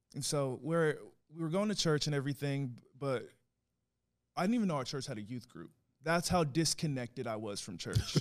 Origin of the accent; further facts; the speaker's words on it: New York City, New York, United States; now in Longview, United States; I was born in the Bronx